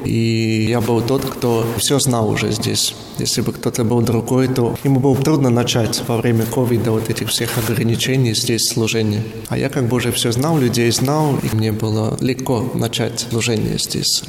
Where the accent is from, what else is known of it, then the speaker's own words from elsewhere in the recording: Zilupe, Ludza Municipality, Latvia; also born or lived in Rēzekne / Preiļi; Это мой родной город и родной приход